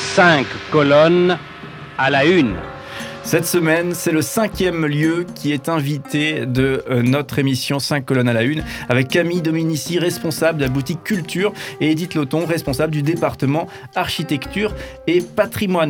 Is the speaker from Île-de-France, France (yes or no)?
no; Strasbourg, Grand Est, France